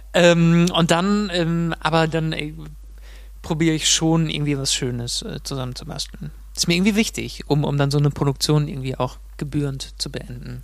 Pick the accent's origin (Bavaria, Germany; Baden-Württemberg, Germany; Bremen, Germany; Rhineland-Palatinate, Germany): Rhineland-Palatinate, Germany; Mainz; moved away as an adult; also born or lived in Munich; wie in Mainz, wie in meiner Heimat